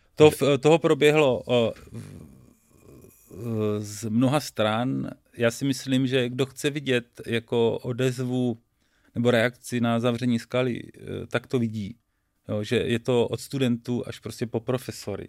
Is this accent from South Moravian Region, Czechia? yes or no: yes; Boskovice, South Moravian Region, Czechia; já nejsem z Brna, já jsem chytrák z Boskovic